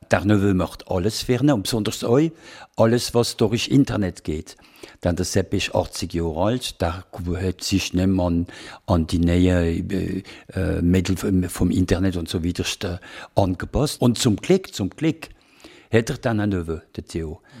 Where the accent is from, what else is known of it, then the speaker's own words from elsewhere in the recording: Basel, Basel-Stadt, Switzerland; accent: Alemannic; wenn man Alemannisch reden, dann ihr versteht mich als Basler